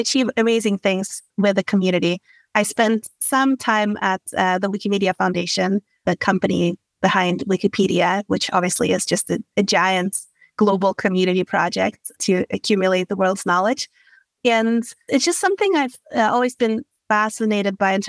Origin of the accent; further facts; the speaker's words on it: Sweden; moved away as an adult; also born or lived in London / Dublin; now in United States; I grew up in Sweden